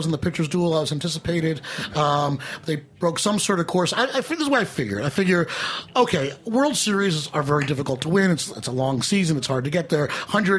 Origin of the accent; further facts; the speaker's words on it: New York, United States; I'm from New York